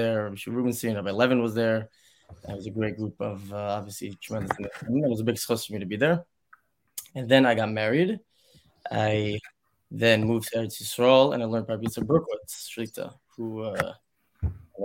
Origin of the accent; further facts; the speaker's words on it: Woodmere, New York, United States; moved away as an adult; I grew up in Woodmere, New York